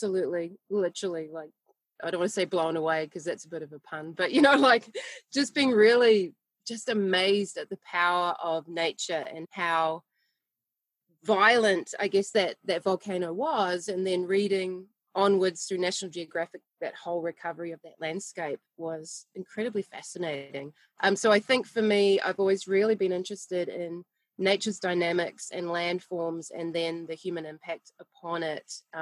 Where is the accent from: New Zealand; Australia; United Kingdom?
New Zealand; born and bred in New Zealand